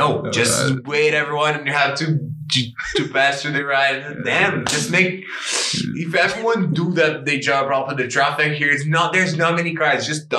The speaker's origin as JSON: {"language": "English", "town": "Coquitlam", "region": "British Columbia", "country": "Canada", "said": "man, I come from Coquitlam, so I get the highway every day"}